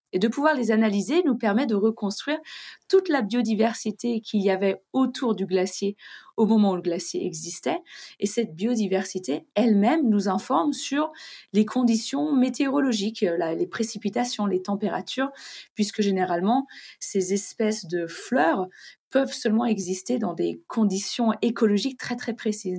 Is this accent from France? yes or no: yes; France; chez nous en France